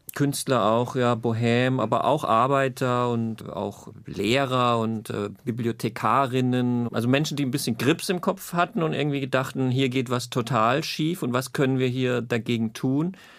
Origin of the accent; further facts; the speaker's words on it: Zweibrücken, Rhineland-Palatinate, Germany; ich aufgewachsen bin in Zweibrücken in Rheinland-Pfalz